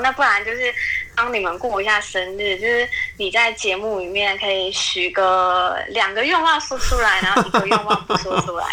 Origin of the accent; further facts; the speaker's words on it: Taiwan; 我们台湾人